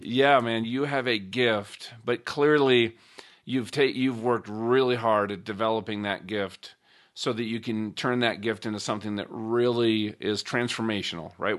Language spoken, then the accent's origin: English; Minnesota, United States; growing up in Minnesota